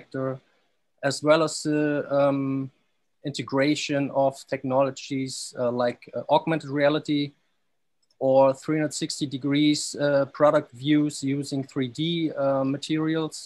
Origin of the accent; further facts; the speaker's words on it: Stuttgart, Baden-Württemberg, Germany; moved away as an adult; also born or lived in Dubai; I'm from Stuttgart, Germany